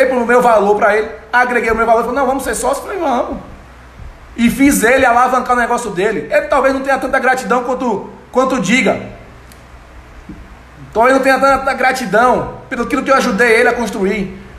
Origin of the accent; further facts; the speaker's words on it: Itaberaba, Bahia, Brazil; also born or lived in Salvador; menininho lá de Itaberaba, que não sou daqui de Itaberaba, sou de Salvador, mas morei minha vida toda em Itaberaba.